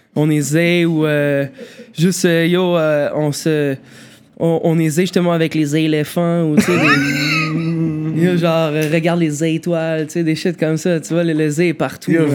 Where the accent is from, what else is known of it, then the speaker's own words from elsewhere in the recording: Montreal, Quebec, Canada; j'ai toujours vécu euh, plateau Rosemont, en fait, toujours plateau S Rosemont